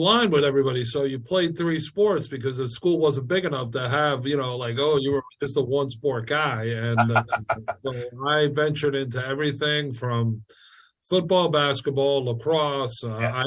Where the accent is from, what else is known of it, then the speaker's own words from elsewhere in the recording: New Hyde Park, New York, United States; I grew up in New Hyde Park